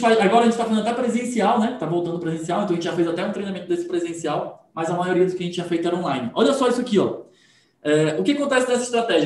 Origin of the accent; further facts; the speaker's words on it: Manaus, Amazonas, Brazil; Eu sou de Manaus, tá, gente? Esqueci de falar. Manaus, Amazonas